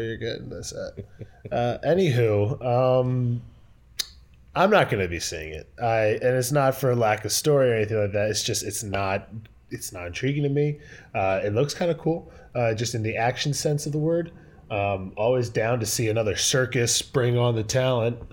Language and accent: English; United States; I am the American Yank